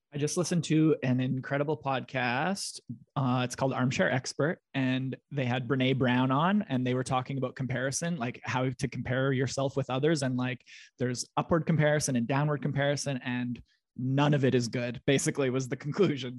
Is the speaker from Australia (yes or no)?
no; Russell, Manitoba, Canada; I'm from Russell, Manitoba, which is a small town